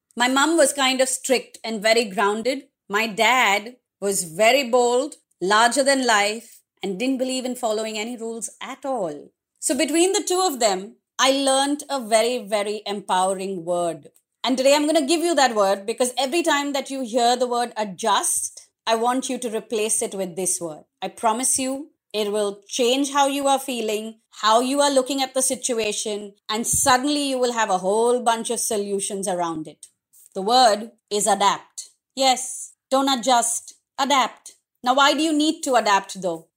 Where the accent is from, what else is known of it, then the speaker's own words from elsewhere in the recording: India; also born or lived in Mumbai; If I was to move from India